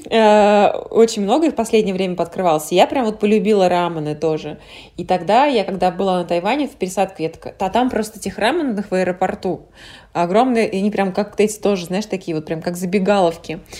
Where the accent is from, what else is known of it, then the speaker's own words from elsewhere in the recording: Kaluga Oblast, Russia; also born or lived in Krasnoyarsk; Я была много в разных регионах России, я выросла в Калужской области, потом в Курской, в Красноярске, путешествовала много где